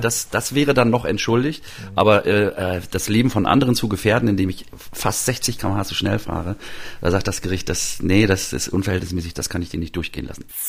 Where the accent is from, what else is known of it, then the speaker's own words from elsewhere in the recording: Mecklenburg-Vorpommern, Germany; moved away; also born or lived in Halle; Zu meinem fünften Geburtstag in meiner Mecklenburger Heimat